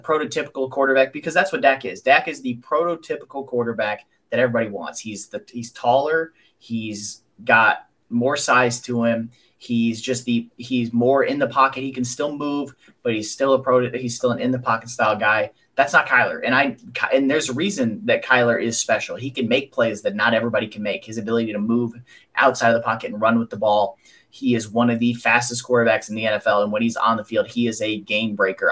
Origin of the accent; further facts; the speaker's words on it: Indiana, United States; I'm from Indiana